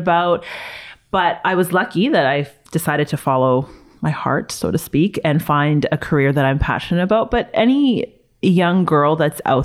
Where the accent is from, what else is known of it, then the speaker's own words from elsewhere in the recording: Toronto, Ontario, Canada; growing up in Toronto